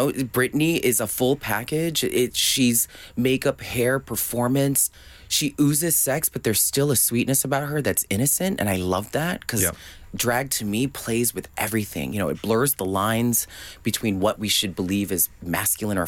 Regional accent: Boston, Massachusetts, United States; also born or lived in California; I was born in Boston. We moved to California. Went back to Boston

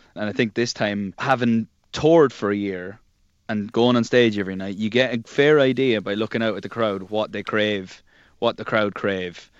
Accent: Ireland; being Irish

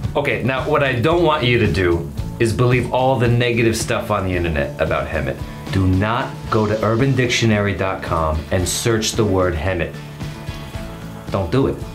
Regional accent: Brazil; moved away; I'm from Brazil

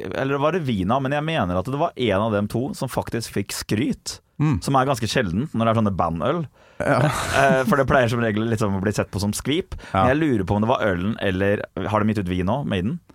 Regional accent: Gressvik, Østfold, Norway; Jeg har tross alt tatovert Gressvik i …-logo over hele magen min.

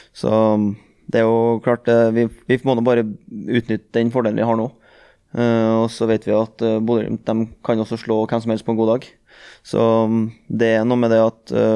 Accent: Trøndelag, Norway; jeg er trønder

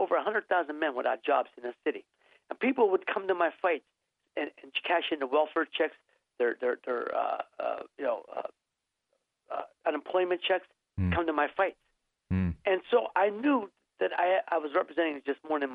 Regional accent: Youngstown, Ohio, United States; moved away as an adult; also born or lived in Santa Monica, California; my hometown of city of Youngstown, Ohio

